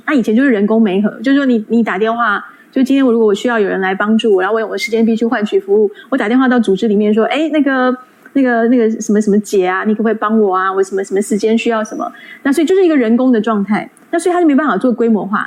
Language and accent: Chinese; Taiwan; 以我们台湾人来说